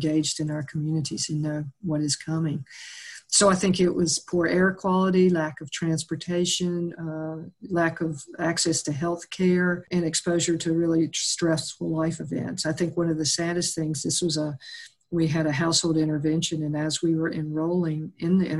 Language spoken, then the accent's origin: English; the South, United States; growing up in the South, we lived with cockroaches in and out